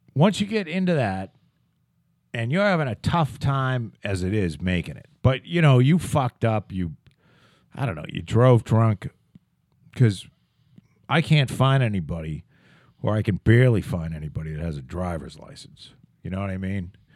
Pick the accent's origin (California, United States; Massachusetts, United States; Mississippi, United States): Massachusetts, United States; Plymouth; from Brockton to here was, that definitely is a move up